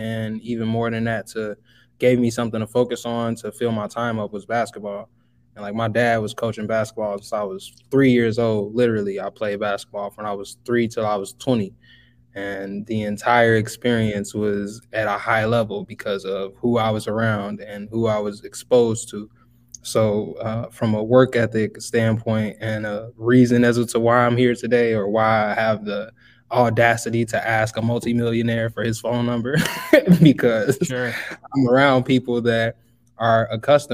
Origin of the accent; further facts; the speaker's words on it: Robbins, Illinois, United States; moved away as an adult; now in Phoenix, United States; I'm from Robbins, Illinois, specifically Chicago